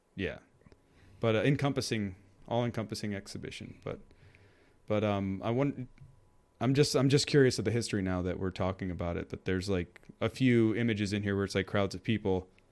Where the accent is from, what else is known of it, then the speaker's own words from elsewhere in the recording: New York, United States; I grew up in New York